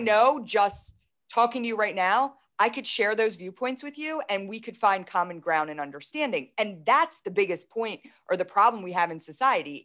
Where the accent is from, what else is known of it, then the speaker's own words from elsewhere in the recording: Philadelphia, Pennsylvania, United States; I'm from Philadelphia